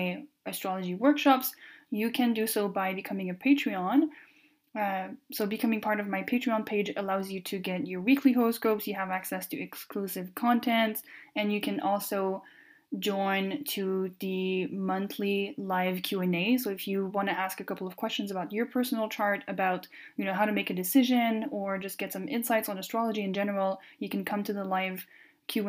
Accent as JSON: {"language": "English", "country": "Canada", "first_language": "French", "second_language": "English", "said": "I am French Canadian, so my first language is French"}